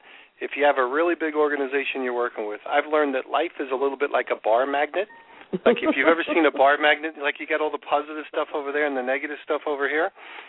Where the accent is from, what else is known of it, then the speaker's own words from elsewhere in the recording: New York, United States; now in Florida, United States; I grew up in New York, and I like the New York-style type pizza.